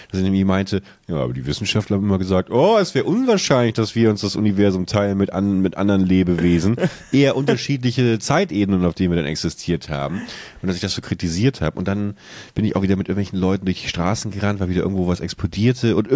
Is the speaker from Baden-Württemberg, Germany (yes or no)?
no; Buchholz, Lower Saxony, Germany; wie ich in meiner alten Heimatstadt Buchholz äh, an so einer Kreuzung, an der ich früher gewohnt habe, langfahre